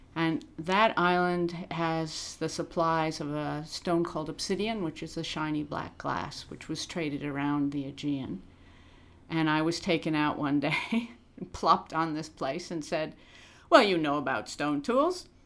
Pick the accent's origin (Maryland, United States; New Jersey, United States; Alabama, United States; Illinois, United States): Illinois, United States; accent: American; now in Australia; I grew up in Illinois, 100 miles from Chicago